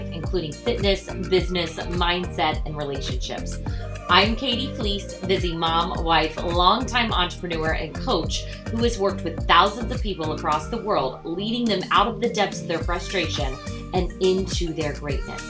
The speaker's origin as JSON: {"language": "English", "region": "Indiana", "country": "United States", "said": "I'm from Indiana."}